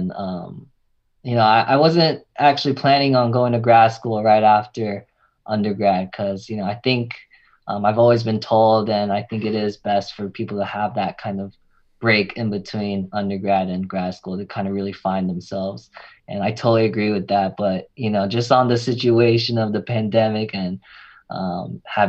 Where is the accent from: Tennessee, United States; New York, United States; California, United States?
California, United States; Bay Area; moved away as an adult; now in Los Angeles, United States; I'm originally from the Bay Area. Came down here for USC